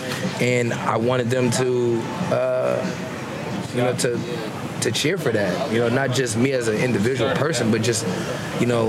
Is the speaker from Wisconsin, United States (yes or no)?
no; the Bay Area, California, United States; I'm from the Bay as well. Like, I got family in Oakland.